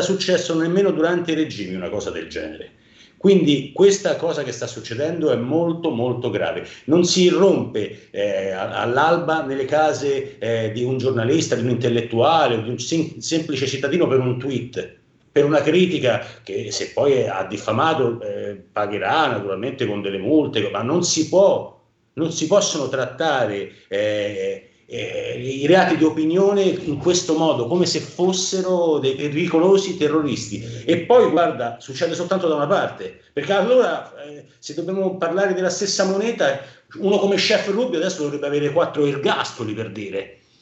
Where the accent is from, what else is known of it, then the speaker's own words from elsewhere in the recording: Rome, Lazio, Italy; accent: Roman; Io da romano